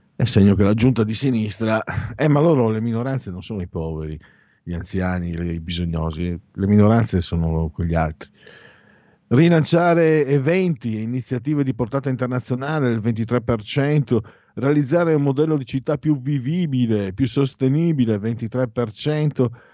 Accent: near Gorizia, Friuli-Venezia Giulia, Italy; io vengo dal Friuli Veneto

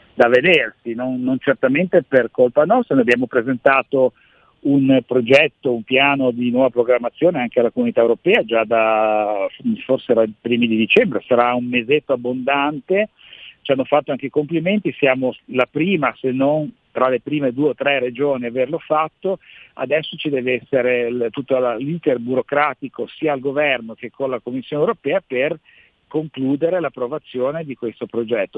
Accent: Genoa, Liguria, Italy; Siamo genovesi, siamo liguri

